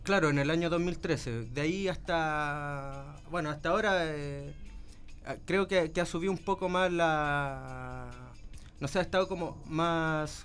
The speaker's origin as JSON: {"language": "Spanish", "country": "Chile", "said": "cómo decimos en Chile"}